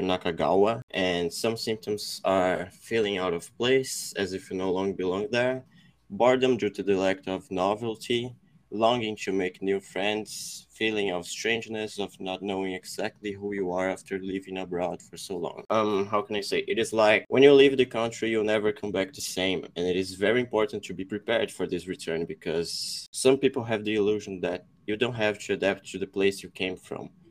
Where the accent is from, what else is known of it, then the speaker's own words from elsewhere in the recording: São José dos Campos, São Paulo, Brazil; I am from Brazil. I'm from São Paulo, São José dos Campos.